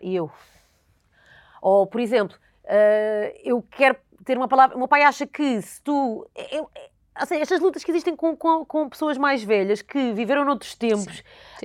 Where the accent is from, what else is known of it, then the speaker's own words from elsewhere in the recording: Alenquer, Lisbon, Portugal; eu cresci em Alenquer, numa vila pequena